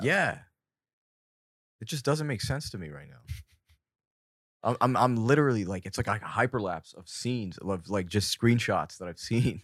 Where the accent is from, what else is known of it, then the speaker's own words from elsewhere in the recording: Fountain Valley, California, United States; I was born in Fountain Valley, California, my entire life. I've been born and raised here